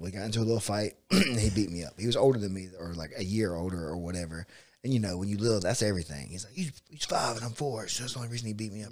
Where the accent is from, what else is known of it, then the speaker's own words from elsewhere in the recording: Bainbridge, United States; I grew up in Bainbridge